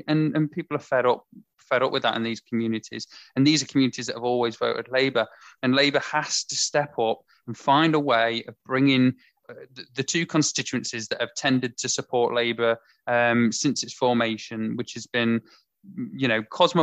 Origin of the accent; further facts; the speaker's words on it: Mansfield, East Midlands, United Kingdom; I come from Mansfield